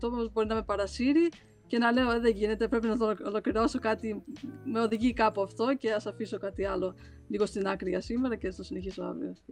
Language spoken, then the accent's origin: Greek; Crete, Greece; μεγαλώσαμε στην Κρήτη